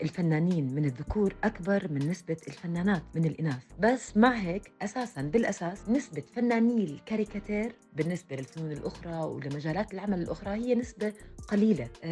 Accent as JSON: {"language": "Arabic", "country": "Jordan", "said": "رسامة كاريكاتير أردنية"}